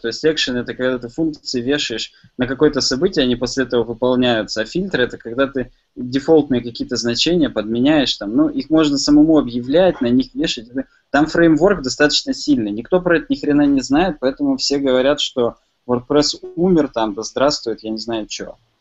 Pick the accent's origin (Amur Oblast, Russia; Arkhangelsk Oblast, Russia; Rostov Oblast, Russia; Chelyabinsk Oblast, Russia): Chelyabinsk Oblast, Russia; Chelyabinsk; Я сам из Челябинска